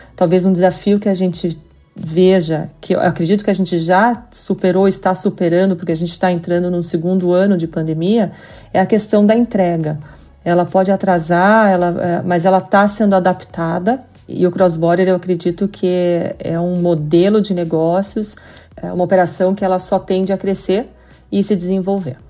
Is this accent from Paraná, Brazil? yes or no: yes; Curitiba, Paraná, Brazil; accent: curitibano; vocês estão ouvindo muito bem o meu sotaque curitibano aqui